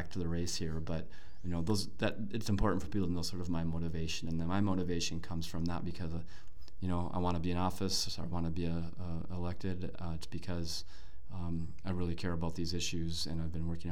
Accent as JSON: {"language": "English", "town": "Brooklyn Center", "region": "Minnesota", "country": "United States", "tie": "born or raised there", "said": "I grew up in Brooklyn Center."}